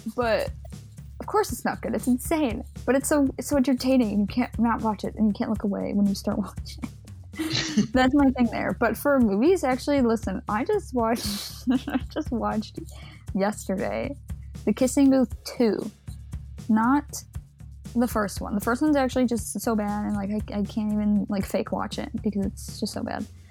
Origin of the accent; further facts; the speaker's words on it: Chicago, Illinois, United States; it's Chicago. We got to shout out my hometown.